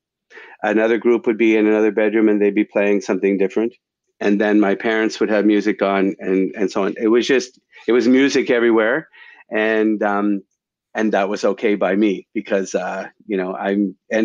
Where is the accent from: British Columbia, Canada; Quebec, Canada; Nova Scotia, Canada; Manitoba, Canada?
Nova Scotia, Canada; Stellarton; moved away as an adult; also born or lived in Guelph, Ontario / Winnipeg; now in Toronto, Canada; I grew up in Nova Scotia